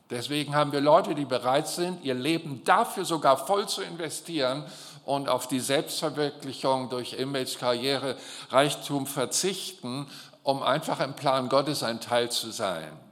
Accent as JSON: {"language": "German", "country": "Germany", "said": "für mich als Deutsche"}